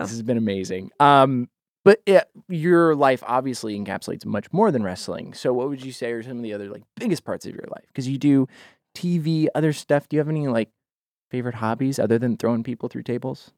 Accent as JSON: {"language": "English", "town": "Boise", "region": "Idaho", "country": "United States", "said": "I'm from Boise, Idaho"}